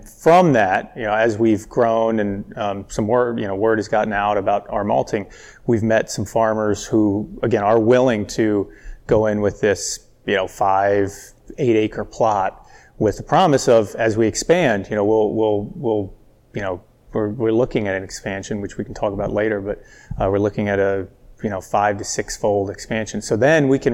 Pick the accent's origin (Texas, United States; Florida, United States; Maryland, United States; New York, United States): Maryland, United States; College Park; born or raised there; now in Howard County, United States